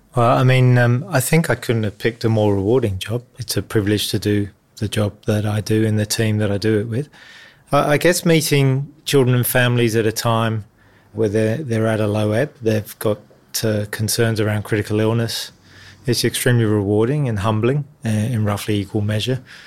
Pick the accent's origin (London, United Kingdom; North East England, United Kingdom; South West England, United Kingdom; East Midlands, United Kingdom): London, United Kingdom; moved away as an adult; now in Sydney, Australia; I grew up in the East End of London